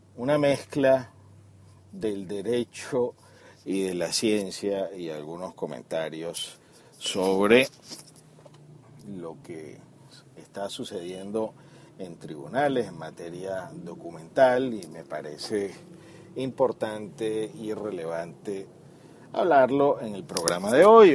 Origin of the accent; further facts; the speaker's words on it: Venezuela; como venezolanos